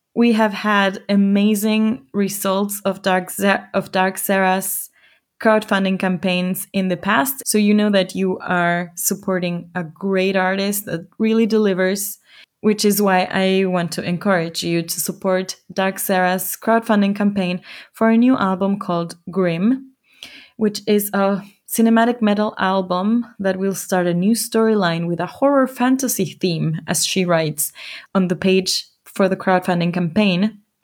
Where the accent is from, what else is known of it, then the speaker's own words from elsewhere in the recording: Ecuador; now in Germany; my home country, Ecuador.